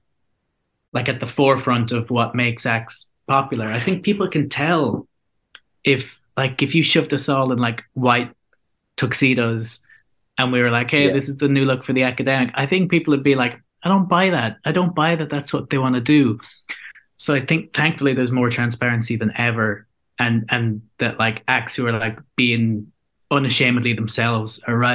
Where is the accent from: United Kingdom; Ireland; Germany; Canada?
Ireland; our identity as Irish people